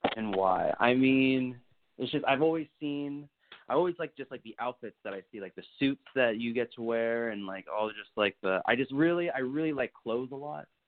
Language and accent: English; Naples, Florida, United States; I'm from Naples, Florida